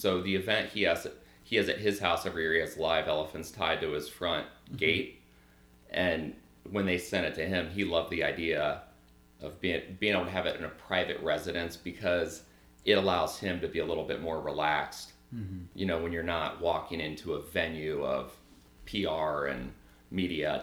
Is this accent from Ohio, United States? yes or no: yes; Gahanna, Ohio, United States; So I'm from Columbus, Ohio, a suburb in Columbus, Gahanna. Lived there my whole life.